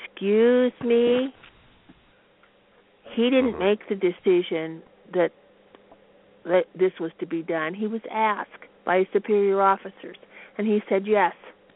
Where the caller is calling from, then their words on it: Pendleton, Oregon, United States; I'm from Pendleton, Oregon.